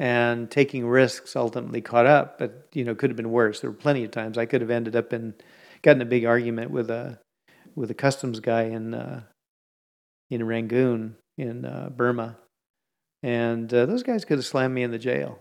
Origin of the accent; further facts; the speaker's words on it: Bay Area, California, United States; I grew up in the Bay Area